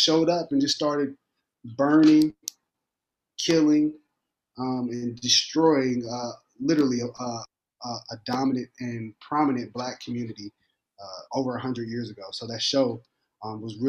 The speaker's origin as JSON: {"language": "English", "region": "Indiana", "country": "United States", "tie": "born or raised there", "moved": "yes", "said": "I grew up in Indiana."}